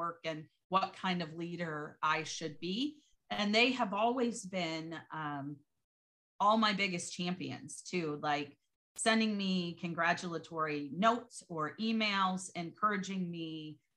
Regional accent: Michigan, United States; my mom actually owned a bakery for about 25 years where I grew up in Michigan

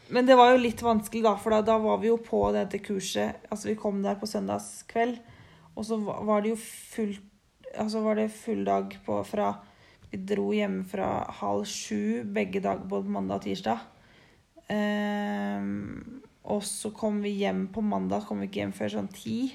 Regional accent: Norway; moved away

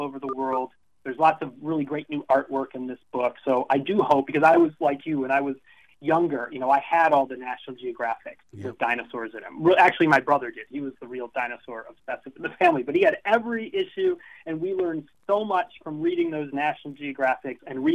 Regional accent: Illinois, United States; I grew up in Illinois

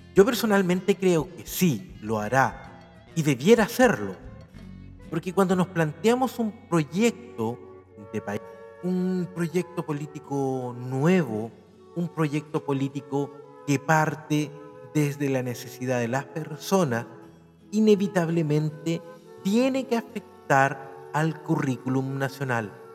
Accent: Chile; como profesor, como biólogo, como chileno

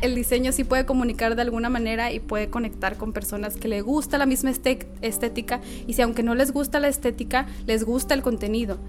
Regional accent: Nuevo Laredo, Tamaulipas, Mexico; moved away as an adult; also born or lived in Monterrey; yo soy de Nuevo Laredo eh, nada más que por la universidad me fui a vivir a Monterrey

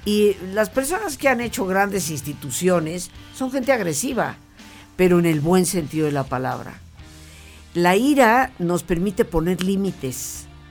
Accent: Mexico; moved away as an adult; yo siendo mexicana

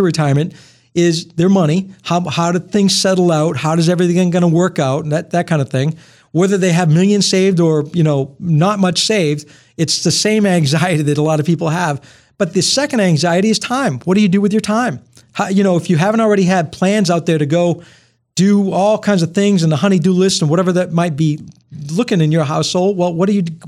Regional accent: Rumford, Maine, United States; I'm from Rumford, Maine, Milltown, grew up. Born and raised, and my family's still all there

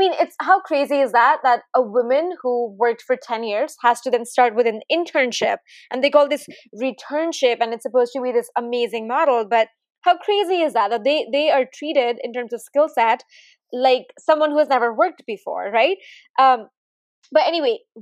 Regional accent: India; now in Silicon Valley, United States; I grew up in India

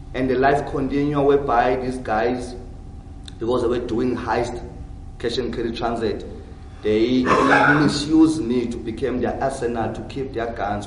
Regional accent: Cape Town, Western Cape, South Africa; also born or lived in Johannesburg; I was born in Johannesburg. Yeah, but I moved when I was young in Cape Town. So almost of my life was spent inside of Cape Town.

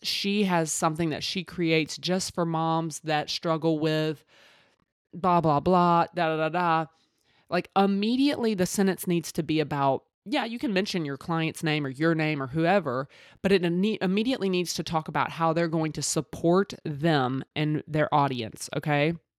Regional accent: Mississippi, United States; I'm from Mississippi with these country ass sayings

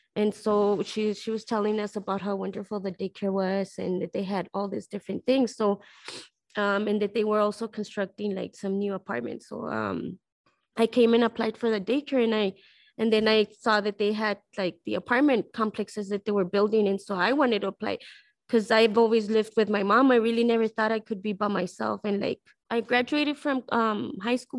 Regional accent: El Paso, Texas, United States; I'm from El Paso, Texas, and I'm living in El Paso, Texas. I'm from this neighborhood

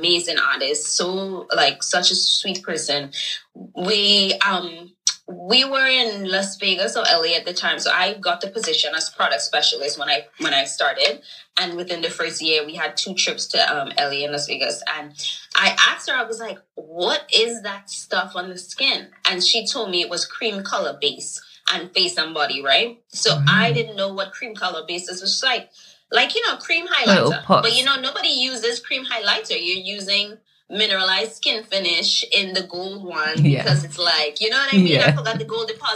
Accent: Trinidad & Tobago; moved away as an adult; also born or lived in Brooklyn, New York; now in New York, United States; growing up in Trinidad definitely was more of like glam, rhinestones, colorful, maybe a little lipstick

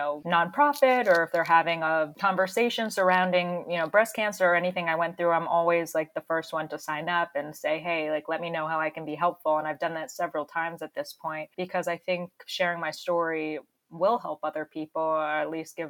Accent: Florida, United States; moved away; my hometown in Florida

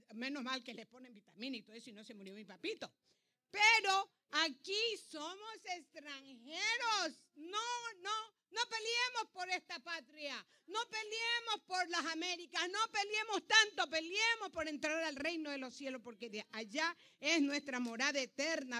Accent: Ancón, Santa Elena, Ecuador; now in United States; yo nací en el Ecuador, dice la partida de nacimiento mía. Que yo nací en el Ecuador. Y es más, nací en un pueblo chiquito llamado Ancón

